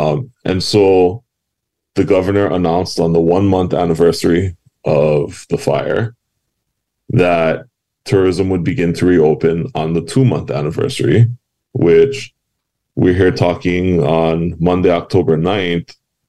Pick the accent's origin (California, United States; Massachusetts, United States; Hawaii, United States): Hawaii, United States; Hawaiian Islands, United States; I was born and raised in the Hawaiian Islands, proud of it.